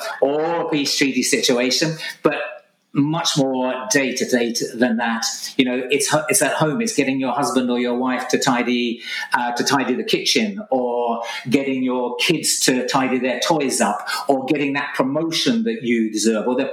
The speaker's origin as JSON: {"language": "English", "area": "Essex", "region": "East of England", "country": "United Kingdom", "tie": "born or raised there", "said": "I'm Essex man, okay, born and bred in Essex"}